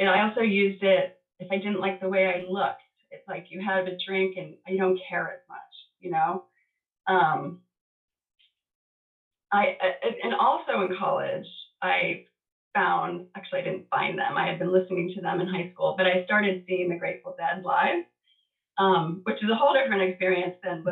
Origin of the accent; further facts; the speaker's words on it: Baltimore, Maryland, United States; moved away as an adult; also born or lived in New York State / San Diego; I went from like a really big, diverse school in Baltimore. I had moved from New York State to Baltimore